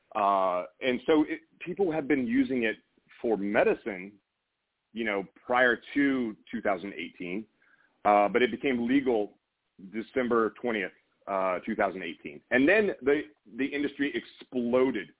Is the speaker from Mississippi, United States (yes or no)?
yes; Meridian, Mississippi, United States; I grew up in Meridian, Mississippi, uh, not super far from you, I think, just a couple of hours